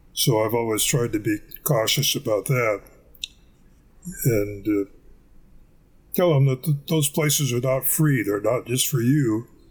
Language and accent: English; Bellingham, Washington, United States; I was born in Bellingham, which is uh, pretty close to the Canadian border.